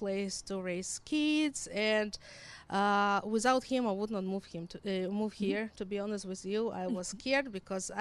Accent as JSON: {"language": "English", "country": "Israel", "tie": "born or raised there", "also_born_or_lived": "Ukraine", "accent": "combination of Hebrew, Russian, and Ukrainian", "second_language": "English", "moved": "as an adult", "lives_now": "Winnipeg, Canada", "said": "I was born in Ukraine. And in 1991, my parents made a decision to relocate to Israel. So when I was 9, we moved to Israel and I lived there for 26 years"}